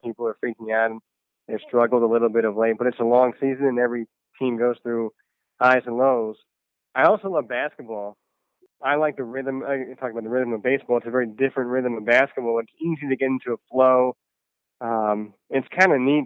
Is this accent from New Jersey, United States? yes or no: yes; New Jersey, United States; Me and my dad would listen to the Mets on the radio all the time growing up in New Jersey